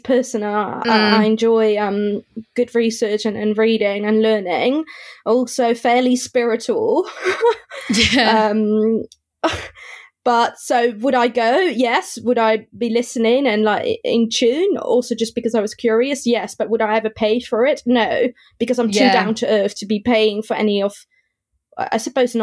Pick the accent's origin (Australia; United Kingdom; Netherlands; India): Netherlands; moved away; I grew up in the Netherlands